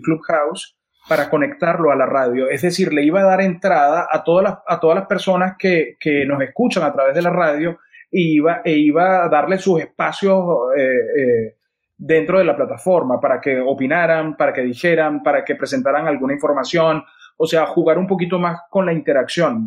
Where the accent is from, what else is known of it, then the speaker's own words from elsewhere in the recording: Venezuela; yo crecí viendo esto, mm, eh, nací en esto